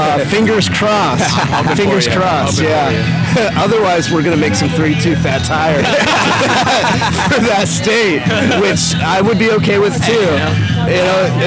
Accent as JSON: {"language": "English", "region": "Missouri", "country": "United States", "tie": "born or raised there", "moved": "as an adult", "lives_now": "Austin, United States", "said": "I grew up in Missouri."}